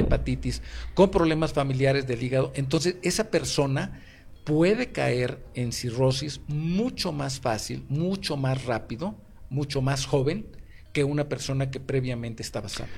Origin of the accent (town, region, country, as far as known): Mexico